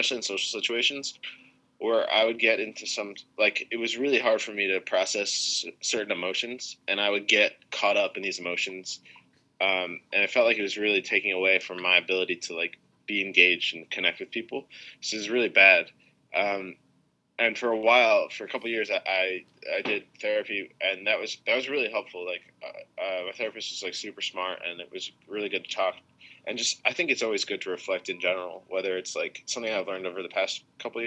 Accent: United States; I'm American

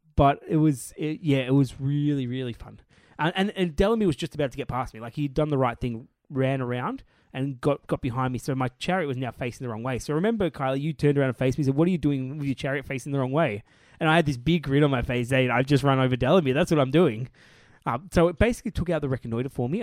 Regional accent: Australia

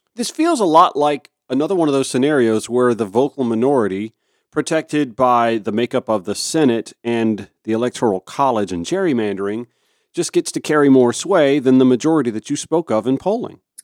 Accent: Augusta, Georgia, United States; I grew up in Augusta

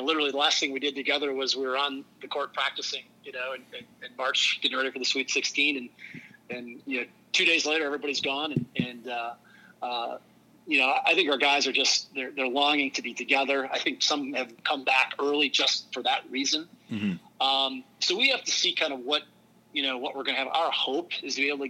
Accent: Wisconsin, United States; now in St. Louis, United States; I grew up in rural Wisconsin, small town

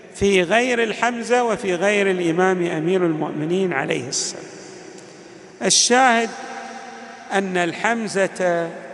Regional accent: Al-Ahsa, Eastern Province, Saudi Arabia; عندنا في الأحساء

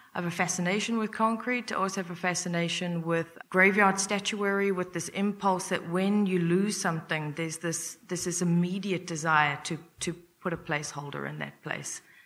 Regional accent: Durban, KwaZulu-Natal, South Africa; moved away as an adult; also born or lived in United States; I'm originally from South Africa. I was born and raised in Durban

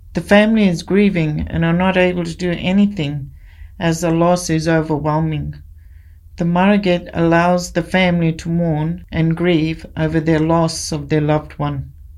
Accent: Mount Isa, Queensland, Australia; moved away as an adult; also born or lived in Brisbane / Injinoo, Cape York; In my early years, I grew up in Brisbane and then moved to Mount Isa and spent my teens and young adult life there.

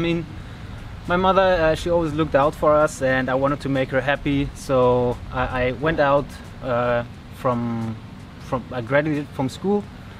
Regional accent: Germany; English is a second language; I'm from Germany.

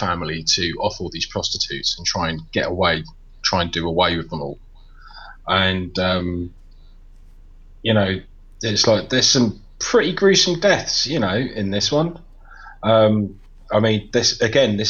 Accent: United Kingdom; I'm British

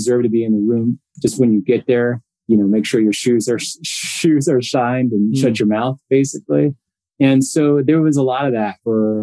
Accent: Connecticut, United States; moved away as an adult; now in Los Angeles, United States; a family that I grew up with in Connecticut.

